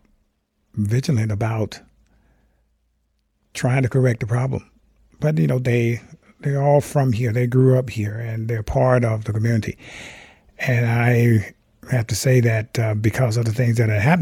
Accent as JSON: {"language": "English", "town": "Rock Hill", "region": "South Carolina", "country": "United States", "tie": "born or raised there", "moved": "as an adult", "lives_now": "Mendocino County, United States", "said": "I grew up in Rock Hill, South Carolina"}